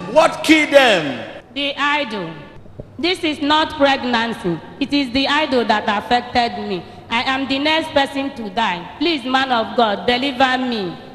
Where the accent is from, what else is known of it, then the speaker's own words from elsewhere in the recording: Anambra, Nigeria; I come from Anambra State.